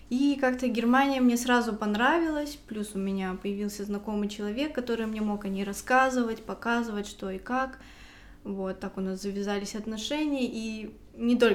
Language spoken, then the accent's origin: Russian; Saint Petersburg, Russia; Я приехала из Санкт-Петербурга. Как там дела обстоят с домашним насилием? Я думаю, так же, как и по всей России